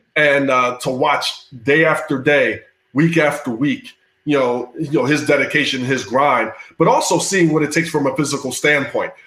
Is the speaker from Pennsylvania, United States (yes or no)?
yes; Philadelphia, Pennsylvania, United States; I grew up in inner city Philly